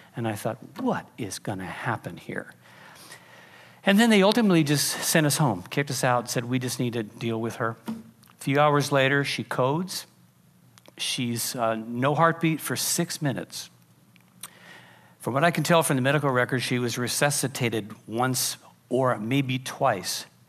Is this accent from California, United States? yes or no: yes; Pacific Grove, California, United States; I grew up in Pacific Grove, which is why I'm a little weird